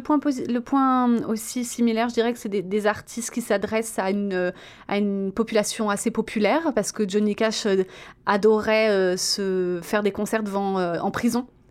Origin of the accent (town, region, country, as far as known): France; moved away